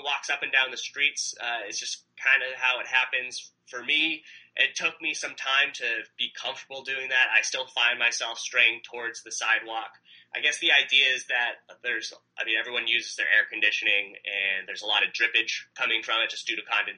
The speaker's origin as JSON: {"language": "English", "region": "New York", "country": "United States", "lives_now": "Egypt", "said": "I came from New York. The sidewalks are fantastic."}